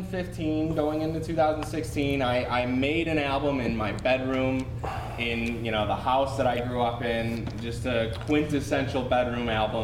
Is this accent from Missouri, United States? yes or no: no; Long Grove, Illinois, United States; I'm from Long Grove, which is a suburb just a little bit north of here. And I grew up there